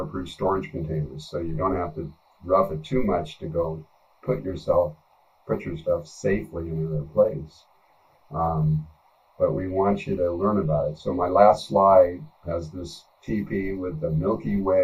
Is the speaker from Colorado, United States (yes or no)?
yes; Colorado, United States; I'm from Colorado